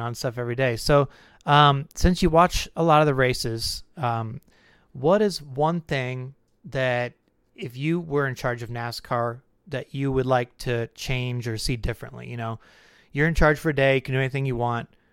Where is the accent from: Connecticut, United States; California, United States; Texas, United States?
California, United States; when we were growing up in California